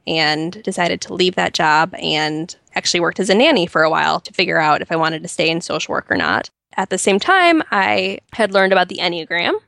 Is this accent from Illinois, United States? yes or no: yes; Chicago suburbs, Illinois, United States; moved away as an adult; now in Nashville, United States; I grew up in the Chicago suburbs, so I'm a very proud Midwestern girl.